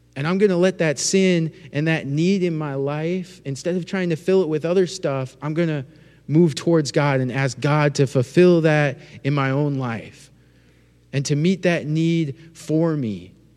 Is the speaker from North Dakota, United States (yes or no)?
yes; North Dakota, United States; moved away; I'm from North Dakota